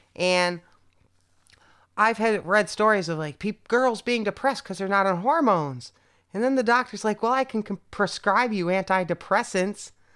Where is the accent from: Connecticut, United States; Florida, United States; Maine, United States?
Connecticut, United States; now in Berlin, Germany; if I was born in San Francisco, rather than Connecticut